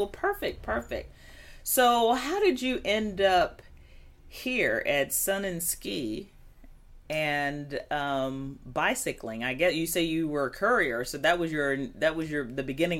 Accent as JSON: {"language": "English", "town": "Chicago", "region": "Illinois", "country": "United States", "tie": "born or raised there", "said": "I grew up in the Chicago area"}